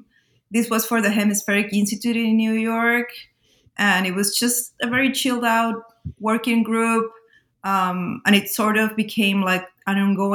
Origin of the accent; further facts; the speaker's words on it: Lima, Peru; if you come from Latin America, like I am, I was born and raised in Lima in Peru